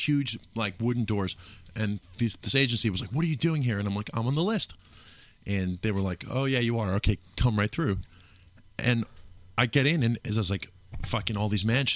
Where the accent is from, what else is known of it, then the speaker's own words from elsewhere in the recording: New York City, New York, United States; I'm from Brooklyn.